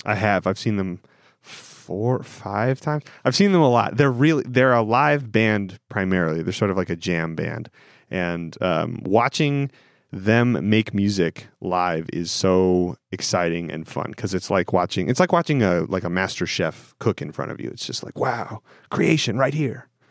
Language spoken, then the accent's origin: English; Pacific Northwest, United States; moved away; my experience growing up on the West Coast in the Northwest.